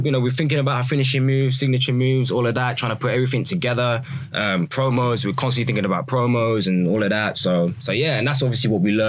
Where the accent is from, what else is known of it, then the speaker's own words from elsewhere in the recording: England, United Kingdom; I'm obviously from England.